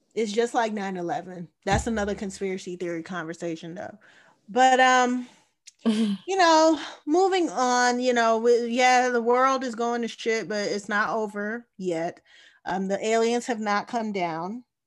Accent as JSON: {"language": "English", "country": "United States", "tie": "born or raised there", "said": "I am American at the end of the day. This is where I was born."}